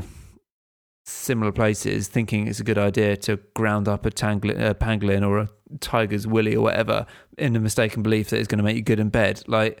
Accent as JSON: {"language": "English", "region": "England", "country": "United Kingdom", "said": "I'm from England and I'm here"}